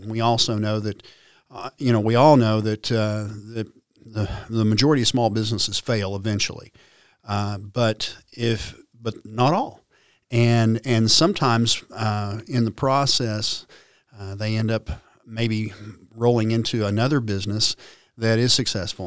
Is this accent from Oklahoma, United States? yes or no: yes; Stillwater, Oklahoma, United States; growing up in Stillwater